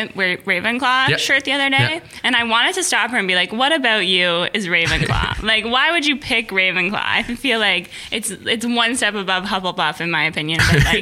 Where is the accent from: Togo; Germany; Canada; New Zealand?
Canada; Ottawa, Ontario; Well, I'm a Barrhaven girl.